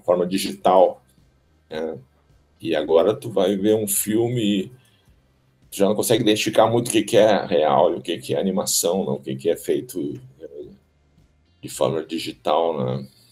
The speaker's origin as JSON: {"language": "Portuguese", "town": "Porto Alegre", "region": "Rio Grande do Sul", "country": "Brazil", "tie": "born or raised there", "said": "Nasci aqui na Beneficência Portuguesa, mas aí até os 6, 7 anos eu morei lá no, no, no Alegrete"}